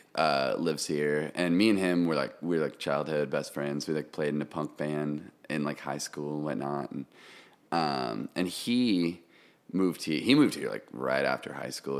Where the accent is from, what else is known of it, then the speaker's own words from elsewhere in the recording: Kansas City, Missouri, United States; moved away as an adult; also born or lived in Oregon; now in Nashville, United States; I'm originally from Missouri, Kansas City